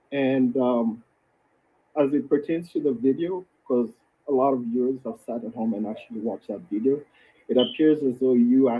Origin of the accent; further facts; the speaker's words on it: Riverside, California, United States; I'm from Riverside, California.